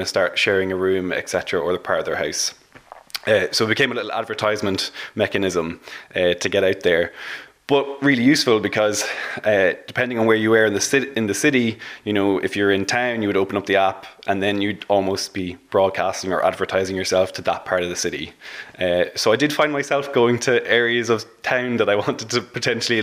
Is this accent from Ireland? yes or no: yes; Dublin, Leinster, Ireland; I'm from Dublin